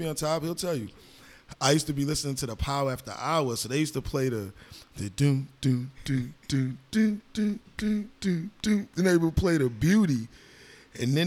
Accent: New York City, New York, United States; moved away as an adult; also born or lived in Washington Heights, New York City / Miami; now in Los Angeles, United States; We grew up in New York City

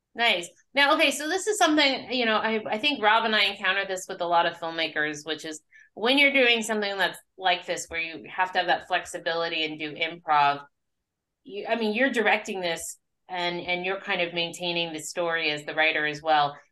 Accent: Arizona, United States; I'm from Arizona

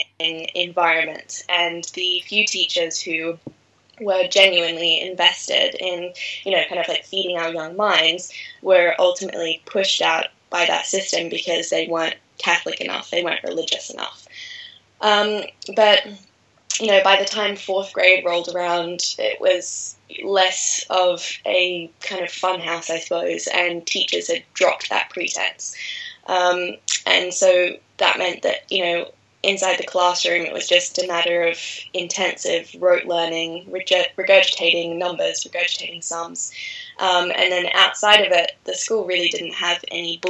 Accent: Australia; moved away; also born or lived in Bali, Indonesia / France; I was fortunate enough to grow up in rural Australia, right on the coast

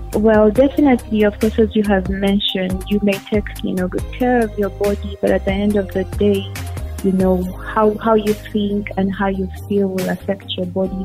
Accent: Kampala, Central Region, Uganda; also born or lived in Oyam; born and raised in Kampala, but I'm from uh, Oyam

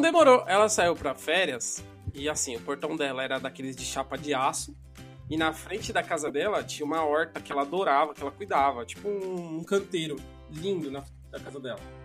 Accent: São Paulo, Brazil; eu moro na região do Jaraguá, no Paulo

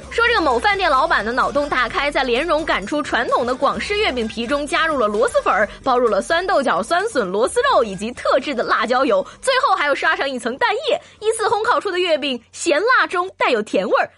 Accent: Shandong, China; 你猜我们山东人到底会不会开挖掘机？

